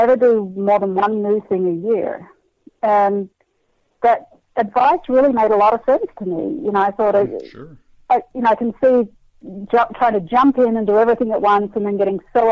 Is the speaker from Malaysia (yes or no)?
no; Australia; moved away as an adult; now in Kansas, United States; growing up in Australia, we eat lamb like you eat beef here